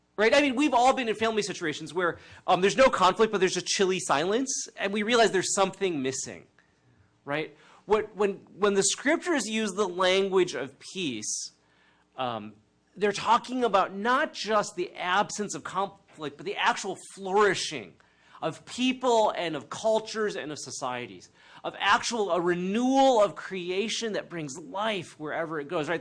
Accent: United States; a Chinese American, uh, brought up by somewhat tiger ish parents, and um, growing up in the United States

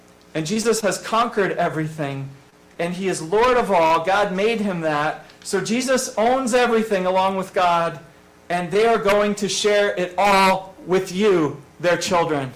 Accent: farm country near Scranton, Pennsylvania, United States; now in Westchester County, United States; the country, in farm country, and about 30 minutes from us was Scranton, the closest decent-sized city

